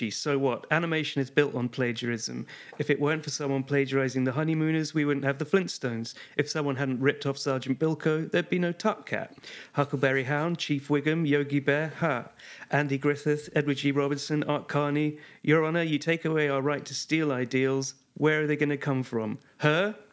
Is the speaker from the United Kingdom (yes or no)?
yes; Liverpool, North West England, United Kingdom; I'm from Liverpool and grew up with them.